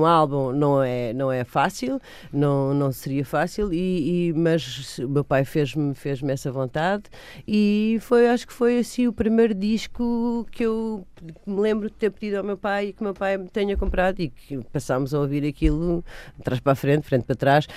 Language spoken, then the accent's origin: Portuguese; Almada, Setúbal, Portugal; also born or lived in Lisbon / Madeira; Apesar de ter vivido em Almada uh, hum. a minha adolescência toda